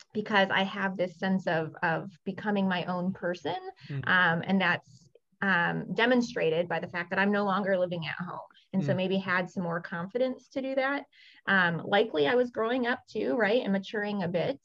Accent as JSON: {"language": "English", "region": "West Michigan", "country": "United States", "tie": "born or raised there", "also_born_or_lived": "South Korea", "said": "growing up in West Michigan"}